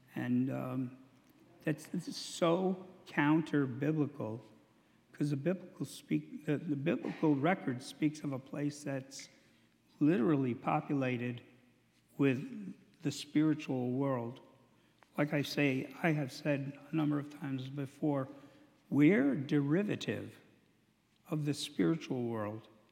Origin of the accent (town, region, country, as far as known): United States